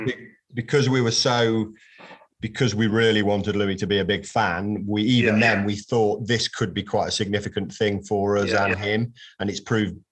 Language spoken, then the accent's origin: English; Coventry, West Midlands, United Kingdom; So I was born, I am from Coventry, albeit I've lived there intermittently, but not lived there, didn't really grow up in Coventry.